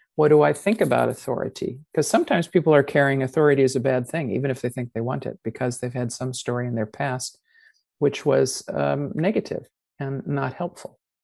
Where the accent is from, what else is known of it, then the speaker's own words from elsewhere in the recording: United States; accent: American; moved away as an adult; also born or lived in New Zealand; I have an American accent because I grew up with it and I was 25 already by the time I went to New Zealand